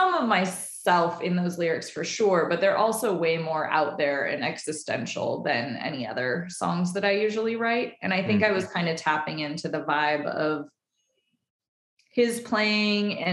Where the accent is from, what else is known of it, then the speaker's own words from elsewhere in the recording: Nevada City, California, United States; moved away; also born or lived in Portland; We're both from Nevada City, California